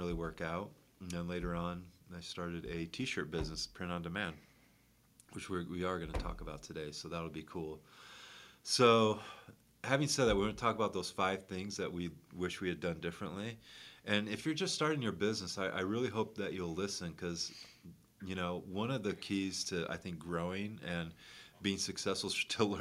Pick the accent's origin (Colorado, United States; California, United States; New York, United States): New York, United States; Syracuse; I grew up in Syracuse, New York.